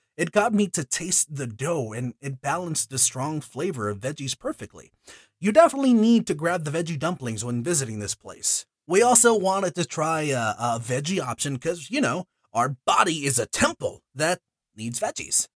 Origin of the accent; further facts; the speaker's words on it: Houston, Texas, United States; I was born in Houston. Yes, I was also raised here in Houston